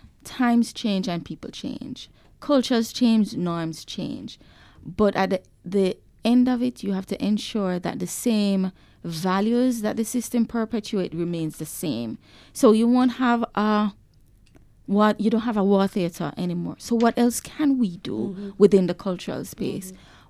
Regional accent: Bog Walk, Saint Catherine, Jamaica; But my memories of Kingston growing up, coming from the country, is the lights.

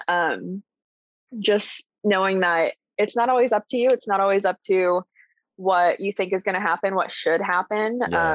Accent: Columbus, Indiana, United States; also born or lived in Boston / Bloomington, Indiana; I grew up in Columbus, Indiana pretty medium sized town, small city.

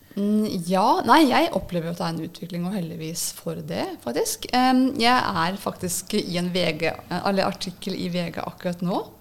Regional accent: Nittedal, Akershus, Norway; moved away as an adult; jeg er opprinnelig fra Nittedal

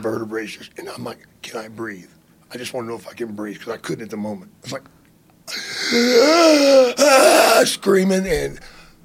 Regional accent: about 60 miles from Dallas, Texas, United States; Dallas, Texas, which is like 60 miles from my hometown

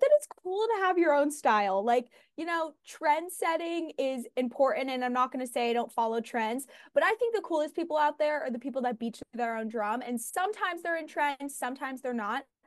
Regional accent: Los Angeles, California, United States; I'm from Venice, which is kind of like a wellness mecca.

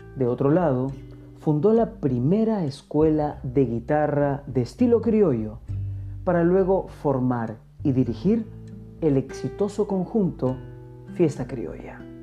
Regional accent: Peru; nuestro Perú

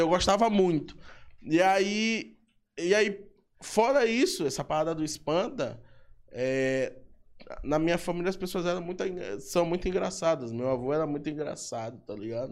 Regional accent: São Luís, Maranhão, Brazil; eu vim de São Francisco, salve pra galera de São Francisco. Então, São Francisco, no, no, quando, quando eu era guri, eu convivia com isso

